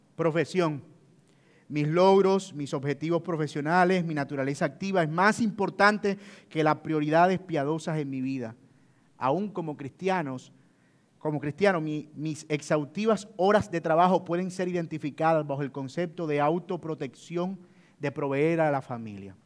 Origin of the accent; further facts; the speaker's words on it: Colombian Caribbean coast, Colombia; si hay algo de lo que yo me siento orgulloso es ser costeño y trato de que se note